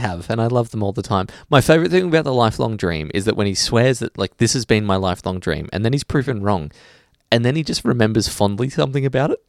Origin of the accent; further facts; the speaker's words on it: Australia; as an Australian